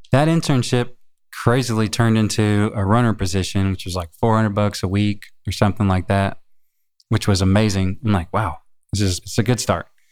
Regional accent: Chicago, Illinois, United States; also born or lived in Lone Mountain, Claiborne County, Tennessee; now in Los Angeles, United States; when I was nine or ten or so, I moved to Chicago

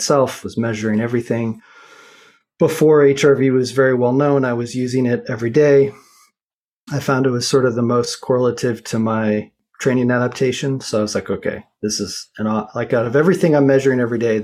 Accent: Boulder, Colorado, United States; I grew up in Boulder, Colorado

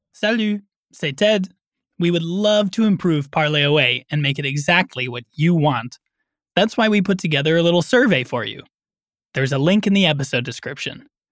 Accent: United States; I am American

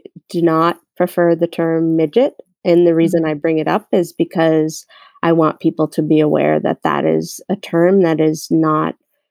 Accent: Boston, Massachusetts, United States; I grew up in Boston, Massachusetts

